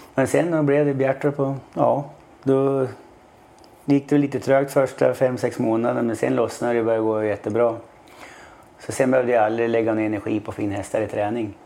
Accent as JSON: {"language": "Swedish", "town": "Sundsvall", "region": "Västernorrland County", "country": "Sweden", "tie": "born or raised there", "moved": "yes", "said": "jag är från Sundsvall då. Tre mil utanför Sundsvall"}